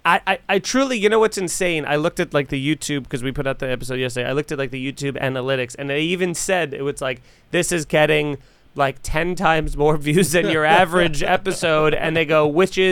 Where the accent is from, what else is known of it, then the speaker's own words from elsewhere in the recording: Long Island, New York, United States; I come from Long Island